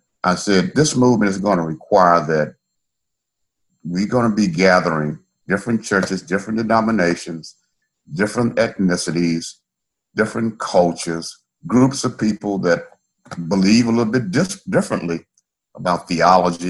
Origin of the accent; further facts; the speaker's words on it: the South, United States; I was raised in the South, grew up around a lot of segregation and hatred